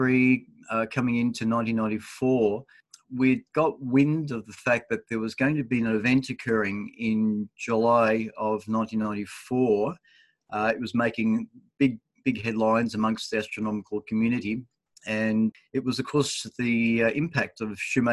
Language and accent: English; Dandenong, Victoria, Australia; where I was born in Dandenong here